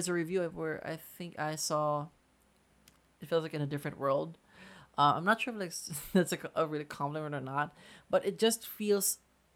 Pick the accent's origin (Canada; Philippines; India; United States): Philippines; we're Filipino